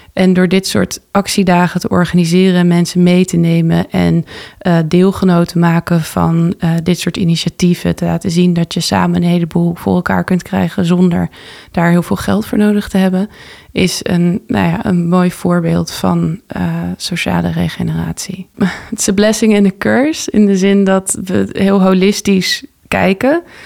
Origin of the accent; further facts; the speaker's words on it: Texel, North Holland, Netherlands; also born or lived in Amsterdam; En ik ben geboren in Amsterdam. Tot mijn achtste gewoond in West, in eh, de Bijlmer. En daarna ben ik met mijn ouders vertrokken naar Texel.